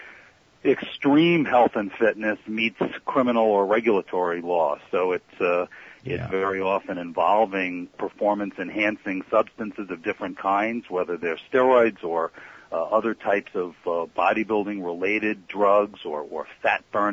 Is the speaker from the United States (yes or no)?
yes; Long Island and Queens, New York, United States; I was a kid growing up on Long Island and in Queens